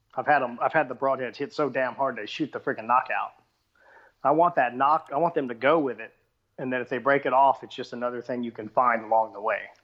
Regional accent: Texas, United States; I'm from Texas

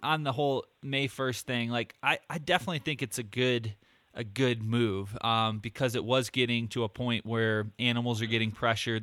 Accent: Michigan, United States; moved away; I lived in Michigan. And uh, since I've moved out to the West

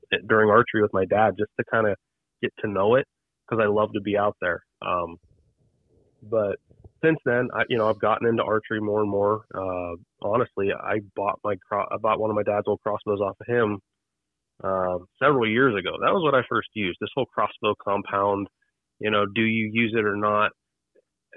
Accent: Ohio, United States; I grew up in a little town called Stroudsburg, Ohio. I'm from Ohio, OH

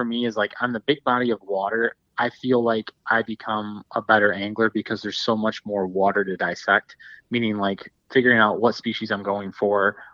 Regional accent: Dundee, Michigan, United States; I grew up in Southeast Michigan, and, you know, being right by Lake Erie, I grew up in kind of like around the Dundee area

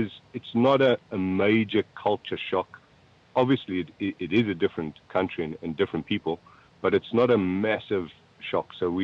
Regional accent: South Africa; All right. So I'm a South African native, born South African. I come from a Dutch heritage, a Dutch descent.

